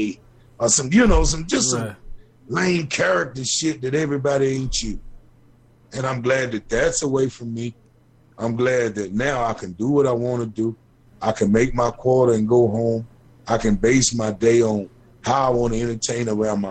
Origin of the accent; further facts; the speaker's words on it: Bowling Green, Kentucky, United States; I come from Bowling Green